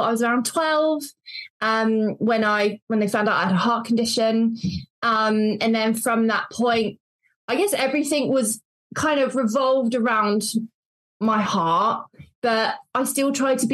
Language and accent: English; Devon, South West England, United Kingdom; also born or lived in Cornwall; I grew up in Devon for the first 18 years of my life, and then moved over the border to Cornwall.